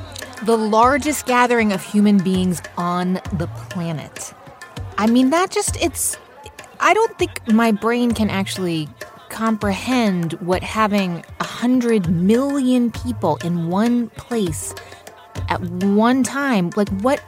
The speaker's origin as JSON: {"language": "English", "country": "United States", "said": "as an American"}